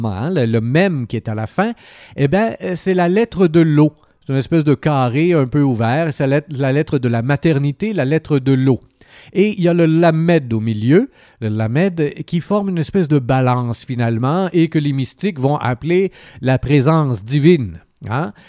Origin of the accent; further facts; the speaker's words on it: Sherbrooke, Quebec, Canada; also born or lived in India; en tant que Québécois et en tant que Questrien, que Sherbrookeois